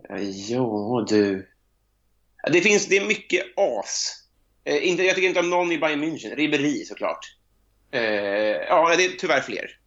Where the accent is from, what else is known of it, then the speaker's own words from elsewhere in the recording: Sweden; som svensk